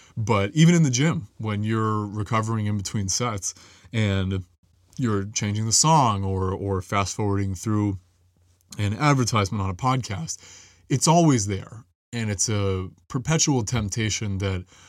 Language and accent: English; New England, United States; growing up in New England